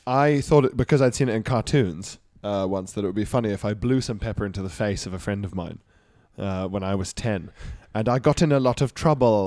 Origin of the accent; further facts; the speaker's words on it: Isle of Man; moved away; also born or lived in Johannesburg, South Africa; growing up on the Isle of Man